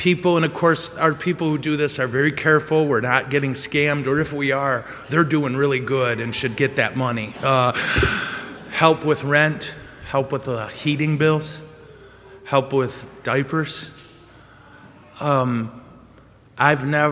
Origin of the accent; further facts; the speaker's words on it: corner of Ditch and M-13, Michigan, United States; I was on the corner of Ditch and M13